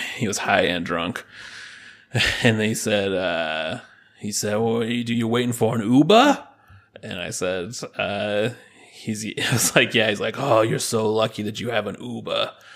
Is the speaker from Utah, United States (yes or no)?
yes; Utah, United States